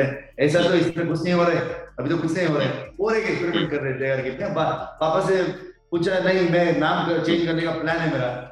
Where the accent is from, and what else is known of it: Karnataka, India